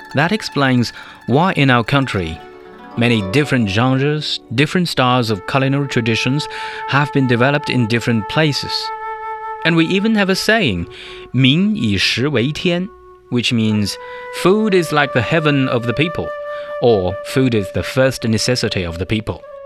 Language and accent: English; South China, China; that's said in the local southern dialect because I come from South China.